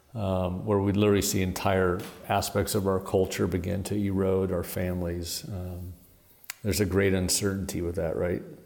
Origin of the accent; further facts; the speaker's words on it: Portland, Oregon, United States; moved away; I'm from Portland, Oregon